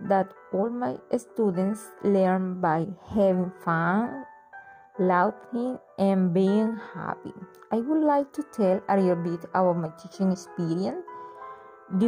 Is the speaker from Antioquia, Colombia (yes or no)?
no; Cereté, Córdoba, Colombia; English is a second language; I was born in Cerité